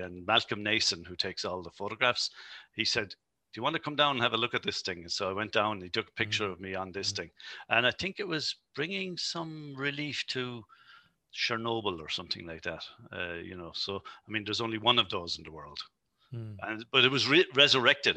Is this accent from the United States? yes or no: no; Carlow, County Carlow, Ireland; moved away; I'm originally from Carlow